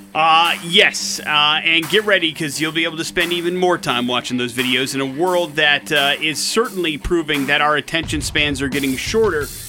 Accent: Wisconsin, United States; growing up in Wisconsin

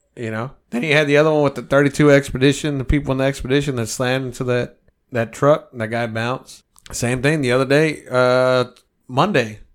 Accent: United States; I'm American

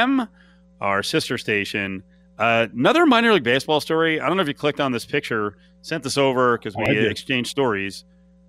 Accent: New Jersey, United States; moved away; my home state of New Jersey

